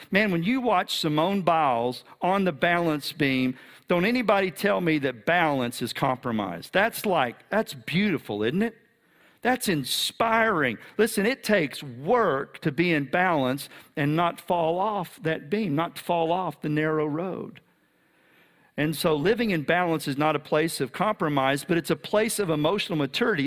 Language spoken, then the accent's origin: English; Texas, United States; I'm a Texan